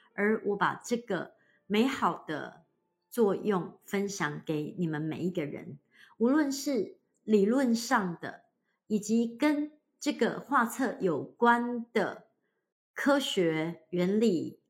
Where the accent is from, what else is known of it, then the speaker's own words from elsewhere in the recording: Hualien, Hualien County, Taiwan; moved away; 我老家呢，花莲，就是一个面向太平洋的一个城市，小城市